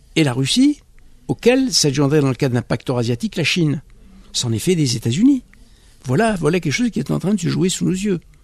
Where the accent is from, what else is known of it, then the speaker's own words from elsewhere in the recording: France; je suis français, je suis franco-maghrébin, euh, je suis né en France